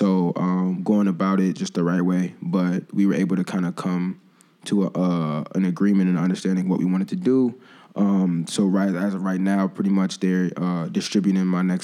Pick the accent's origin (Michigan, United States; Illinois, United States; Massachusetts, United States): Illinois, United States; Evanston; also born or lived in Chicago; I was born in Evanston